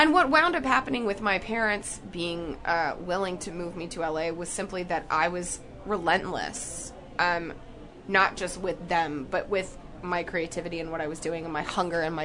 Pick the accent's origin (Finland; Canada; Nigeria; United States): United States; Jackson, Tennessee; I grew up in Tennessee in a little town called Jackson, which is in between Memphis and Nashville